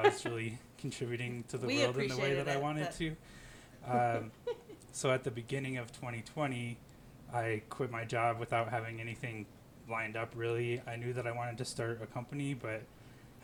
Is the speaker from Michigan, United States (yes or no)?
yes; Hillsdale County, southern Michigan, United States; moved away as an adult; also born or lived in Detroit, Michigan; now in Aurora, United States; I'm from Hillsdale County, if you know where that is, southern Michigan